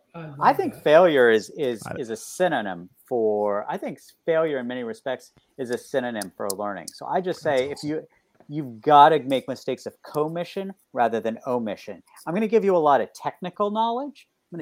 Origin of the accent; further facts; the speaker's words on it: West Virginia, United States; now in Baltimore, United States; the kinds of communities that I grew up in West Virginia